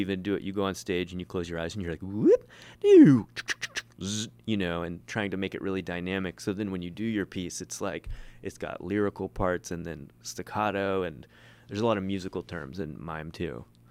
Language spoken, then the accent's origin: English; Ohio, United States; moved away; I, I'm from Ohio originally